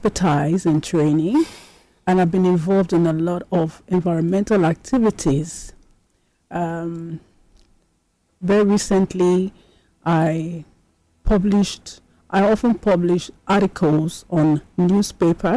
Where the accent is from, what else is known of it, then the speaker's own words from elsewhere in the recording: Nigeria; as a Nigerian